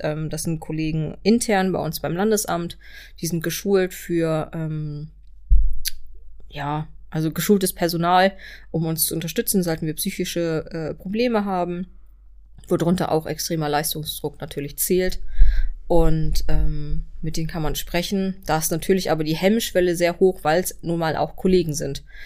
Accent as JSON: {"language": "German", "town": "Kiel", "region": "Schleswig-Holstein", "country": "Germany", "said": "ich komme hier aus Kiel"}